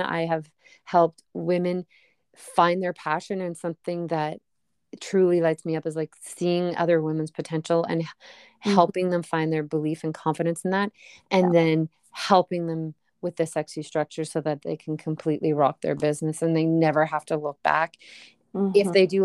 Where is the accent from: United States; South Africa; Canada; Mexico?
Canada; I'm Canadian